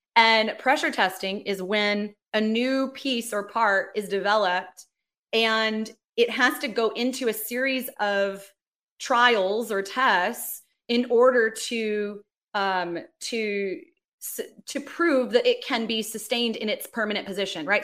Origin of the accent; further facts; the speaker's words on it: Los Angeles, California, United States; moved away as an adult; also born or lived in Sydney, Australia / New York; now in Atlanta, United States; I'm from Los Angeles.